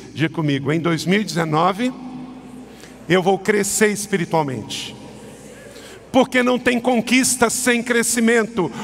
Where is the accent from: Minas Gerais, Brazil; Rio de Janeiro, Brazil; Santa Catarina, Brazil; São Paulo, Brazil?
Rio de Janeiro, Brazil; Macaé; Eu nasci lá em Macaé com 5,850 kg